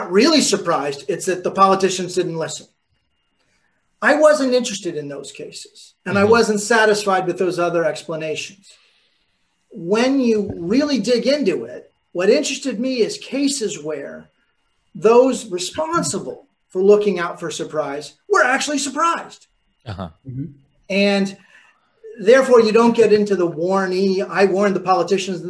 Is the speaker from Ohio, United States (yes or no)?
no; New York, United States; I'm from New York